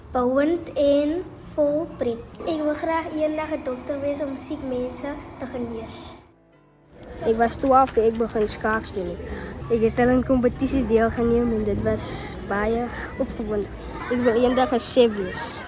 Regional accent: Macassar, Western Cape, South Africa; Ik is van Makassa

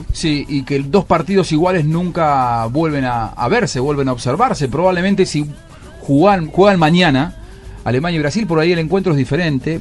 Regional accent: Argentina; soy argentino

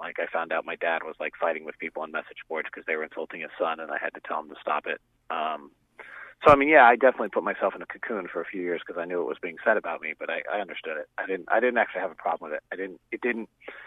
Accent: Bay Area, California, United States; I grew up in the Bay Area

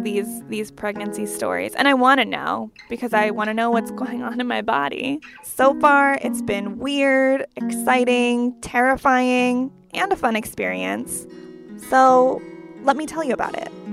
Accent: Pennsylvania, United States; moved away as an adult; now in Washington, DC, United States; I'm from Pennsylvania, which is like four hours away from my new home and my new job in DC

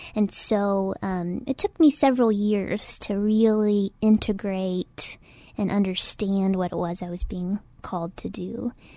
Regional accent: Oklahoma, United States; moved away as an adult; also born or lived in Waco, Texas; now in San Antonio, United States; I'm originally from Oklahoma

